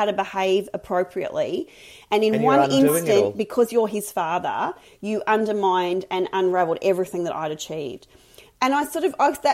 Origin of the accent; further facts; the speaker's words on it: Mildura, Victoria, Australia; I grew up in Mildura, a big country town on the Murray River.